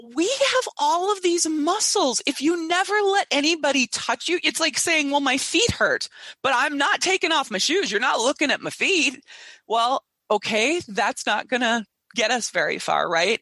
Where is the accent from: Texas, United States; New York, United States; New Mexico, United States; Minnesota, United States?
Minnesota, United States; I come from Minnesota